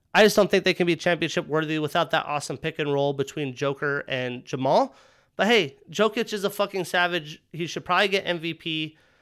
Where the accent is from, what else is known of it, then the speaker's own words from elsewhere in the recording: Wyoming, United States; I grew up in Wyoming